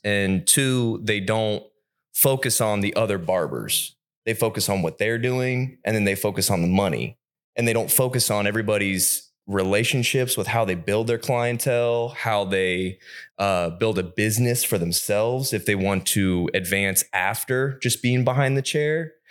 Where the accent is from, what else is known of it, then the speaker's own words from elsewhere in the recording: Pataskala, Ohio, United States; I'm from Pataskala